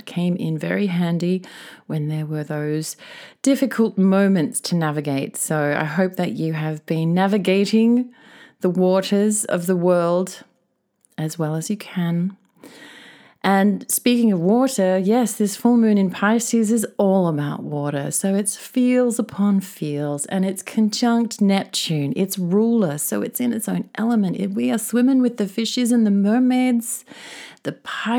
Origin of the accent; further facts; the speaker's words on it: Australia; now in Tokyo, Japan; my home country of Oz